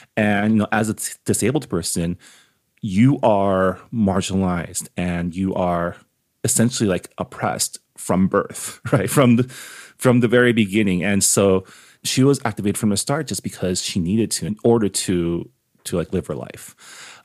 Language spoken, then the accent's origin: English; San Gabriel, California, United States; I grew up in San Gabriel, so I grew up amongst, like, Asian, being Asian out here